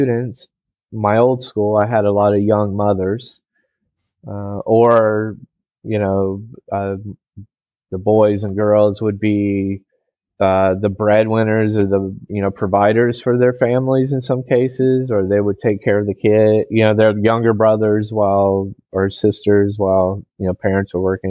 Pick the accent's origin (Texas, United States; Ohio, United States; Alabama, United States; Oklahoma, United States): Texas, United States; moved away as an adult; now in China; I'm originally from Texas